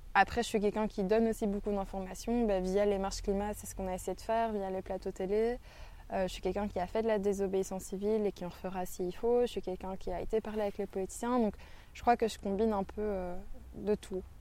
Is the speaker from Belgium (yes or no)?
yes; Brussels, Brussels-Capital Region, Belgium; je suis bruxelloise